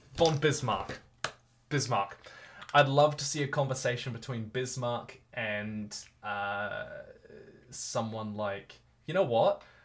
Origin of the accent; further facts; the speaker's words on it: New Zealand; I'm a New Zealander at heart. I love living here. It is my home.